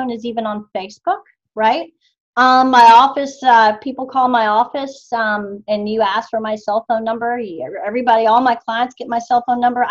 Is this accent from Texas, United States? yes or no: yes; White Settlement, Texas, United States; also born or lived in Dallas; now in Fort Worth, United States; I'm from White Settlement, right? I now live in Fort Worth